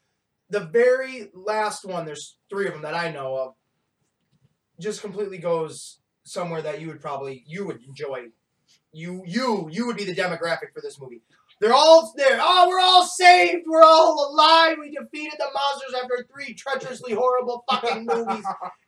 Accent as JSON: {"language": "English", "town": "Argyle", "region": "New York", "country": "United States", "tie": "born or raised there", "said": "which is basically my hometown."}